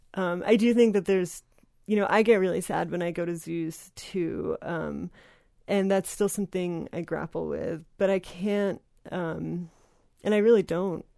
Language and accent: English; New Jersey, United States; volunteered at a Wild Bird Center where I grew up in New Jersey